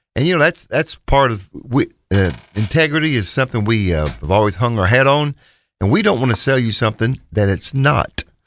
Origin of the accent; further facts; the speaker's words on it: Bootheel of Missouri, United States; moved away; We're originally from Missouri. Terry and I are from the boot heel of Missouri